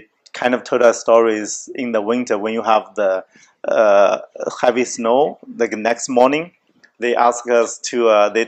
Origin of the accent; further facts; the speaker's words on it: Jiangsu, China; moved away; When I was a kid in Jiangsu province, like our city, our village, it snowed a lot.